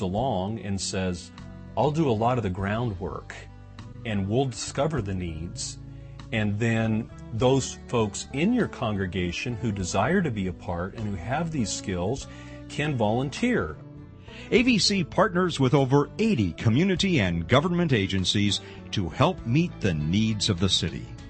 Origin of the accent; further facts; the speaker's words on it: Pasadena, California, United States; moved away; I grew up in LA in Pasadena